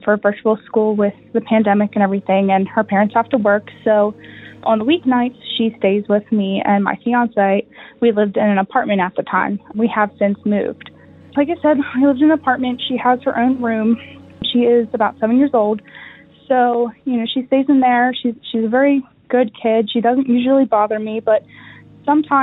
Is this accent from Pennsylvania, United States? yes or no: yes; Pennsylvania, United States; I'm from Pennsylvania